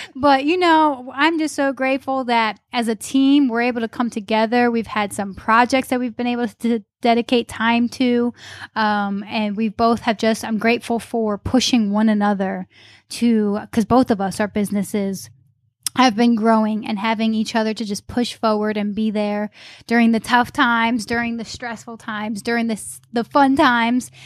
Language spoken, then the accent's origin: English; upstate New York, United States; moved away as an adult; also born or lived in Charlotte, North Carolina; now in Greenville, United States; originally from upstate New York. moved to Charlotte and now living in Greenville